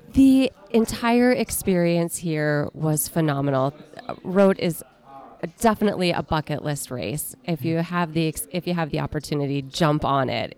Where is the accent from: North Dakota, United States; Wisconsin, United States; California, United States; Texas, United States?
North Dakota, United States; Minot; I am from Minot, North Dakota